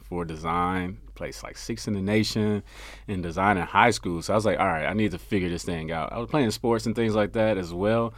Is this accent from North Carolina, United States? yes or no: no; Memphis, Tennessee, United States; now in Frisco, United States; I'm from Memphis, Tennessee originally